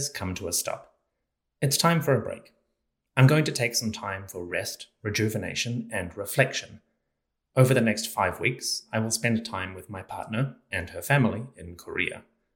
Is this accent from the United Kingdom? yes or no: no; Auckland, New Zealand; We are moving out of Auckland, my hometown, to another part of New Zealand